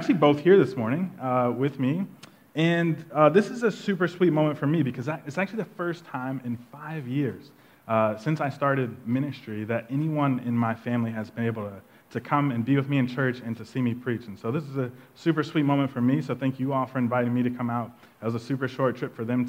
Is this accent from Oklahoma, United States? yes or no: yes; Tulsa, Oklahoma, United States; moved away; we're all from Tulsa, Oklahoma, and we actually grew up in a pretty traditional Black Baptist church on the north side of Tulsa.